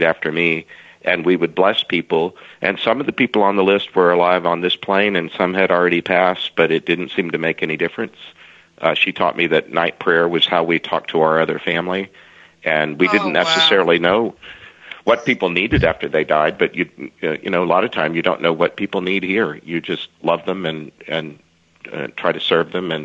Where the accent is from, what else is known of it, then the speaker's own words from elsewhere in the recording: Southeast Texas, United States; I grew up in Southeast Texas